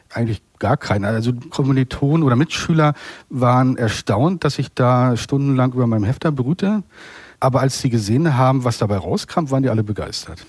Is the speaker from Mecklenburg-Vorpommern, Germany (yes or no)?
yes; Waren, Mecklenburg-Vorpommern, Germany; moved away; also born or lived in Berlin; in meiner Heimatstadt Warn, wo ich geboren und aufgewachsen bin